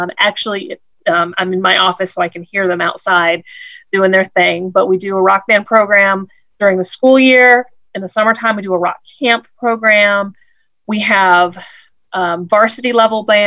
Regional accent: Woodville, Ohio, United States; moved away; also born or lived in Georgia / Rome, Georgia; I grew up in Woodville and Gibsonburg, Ohio, which, as you said, is outside of Toledo.

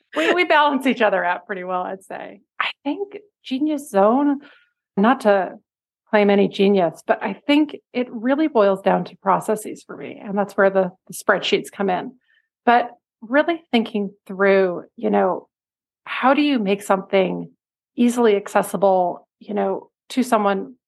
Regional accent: Cambridge, Massachusetts, United States; now in New York City, United States; our local quilt shop, the Cambridge Quilt Shop in Cambridge, Massachusetts

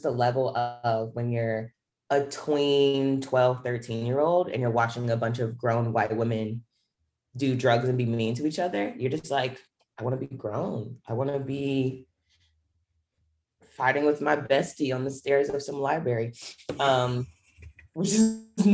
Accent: Charlotte, North Carolina, United States; So I'm from Charlotte, North Carolina.

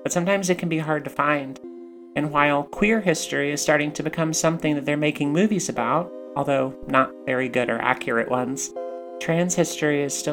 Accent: United States; Growing up in the United States

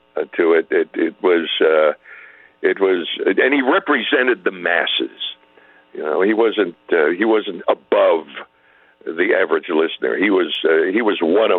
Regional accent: Syracuse, New York, United States; moved away; We grew up in the same part of the country. I grew up in Syracuse

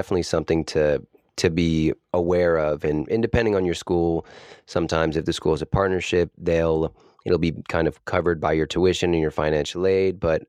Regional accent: Boston, Massachusetts, United States; I'm originally from East Coast Boston area, and my sister attended college in Los Angeles

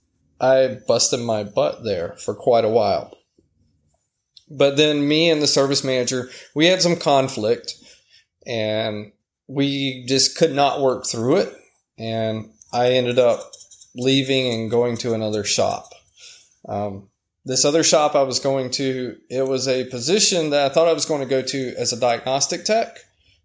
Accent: Savannah, Georgia, United States; moved away as an adult; also born or lived in Colorado; my hometown of Savannah

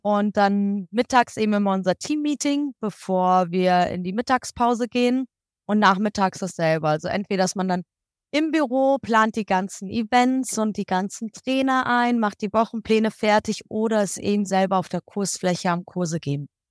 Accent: Kassel, Hesse, Germany; moved away as an adult; now in Egypt; Ich komme ursprünglich aus der Ecke Kassel, Nordhessen

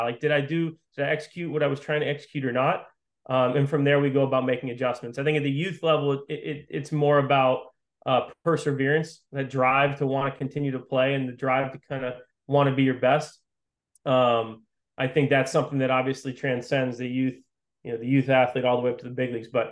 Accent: Western Massachusetts, United States; I grew up playing in Western Massachusetts, stayed local

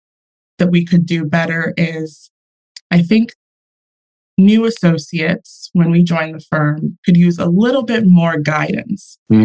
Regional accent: Houston, Texas, United States; now in New York, United States; From Houston in the New York office.

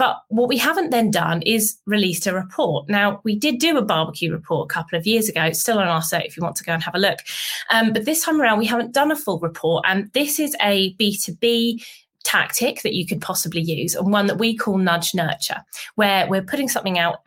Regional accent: United Kingdom; being a Brit

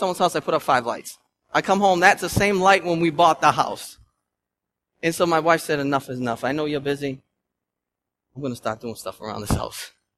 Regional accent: Lynn, Massachusetts, United States; I'm from Lynn. I'm a city boy at heart

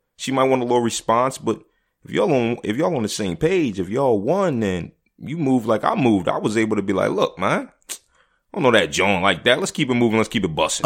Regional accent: Philadelphia, Pennsylvania, United States; I grew up in Philly

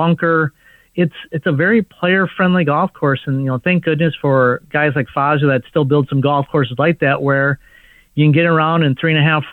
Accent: Minnesota, United States; also born or lived in Dallas / Costa Rica; now in Orlando, United States; I grew up in Minnesota

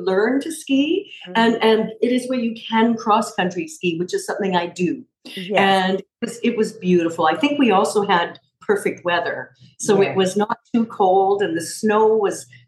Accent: Canada; I grew up in Canada

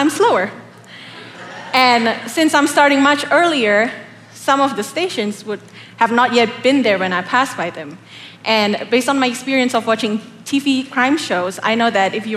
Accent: Indonesia; moved away as an adult; now in Oklahoma, United States; I'm not from America. I come all the way from the beautiful tropical land of Indonesia. I actually moved here in 2013 for school

